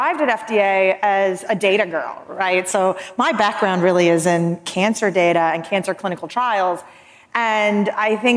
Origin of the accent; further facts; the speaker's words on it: Florida, United States; This is my home state, so I'm a Florida girl.